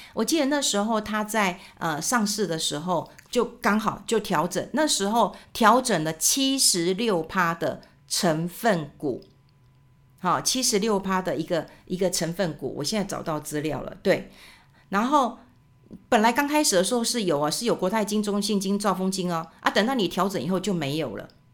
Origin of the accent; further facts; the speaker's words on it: Taiwan; 我们台湾人